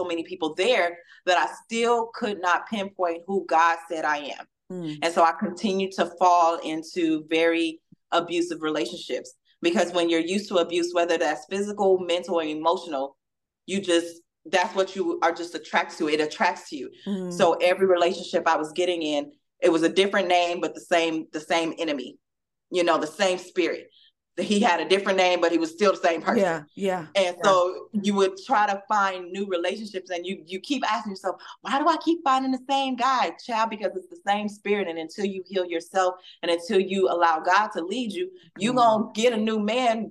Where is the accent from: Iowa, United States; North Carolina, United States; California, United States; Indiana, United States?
California, United States; Southern; moved away as an adult; now in Louisville, United States; growing up in California